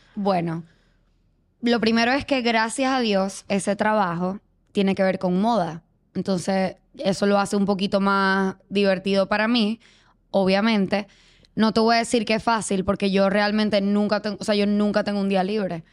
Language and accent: Spanish; Venezuela; moved away as an adult; yo soy venezolana, pero tengo nueve años viviendo acá.